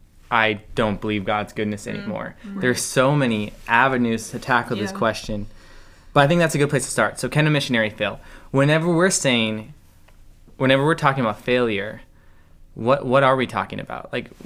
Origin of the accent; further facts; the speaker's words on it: Minnesota, United States; I'm from Minnesota.